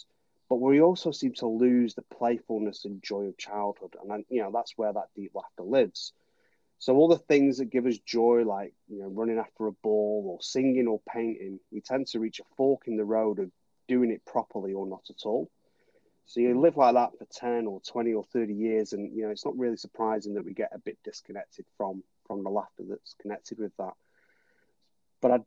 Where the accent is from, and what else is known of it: Manchester, North West England, United Kingdom; born or raised there; moved away as an adult; now in New Zealand